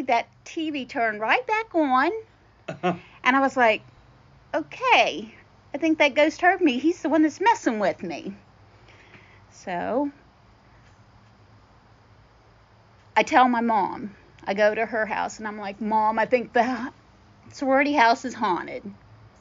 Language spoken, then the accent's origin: English; Morgantown, West Virginia, United States; I'm from Morgantown, West Virginia.